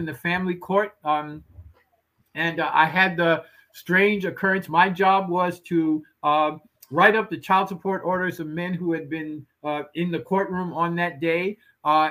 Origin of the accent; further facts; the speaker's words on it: New York City, New York, United States; I grew up in the Patterson Housing Projects in the 1950s